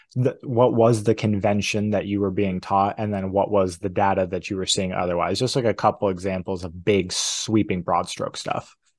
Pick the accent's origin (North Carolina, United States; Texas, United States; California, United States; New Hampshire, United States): New Hampshire, United States; I grew up in New Hampshire